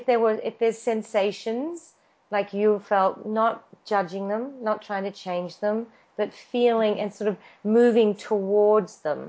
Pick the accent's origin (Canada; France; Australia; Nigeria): Australia; accent: Australian; now in Los Angeles, United States; And it's much better Meg spells it than I do because my Australian accent.